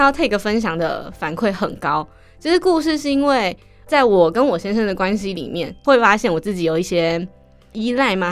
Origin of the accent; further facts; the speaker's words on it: Miaoli County, Taiwan; moved away as an adult; also born or lived in Taipei; 因为我是苗栗人嘛，从苗栗要坐火车到台北的时候